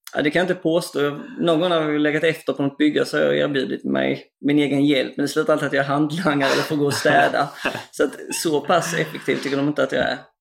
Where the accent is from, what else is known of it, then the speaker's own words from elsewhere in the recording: Kristianstad area, Skåne, Sweden; bygden där jag kommer ifrån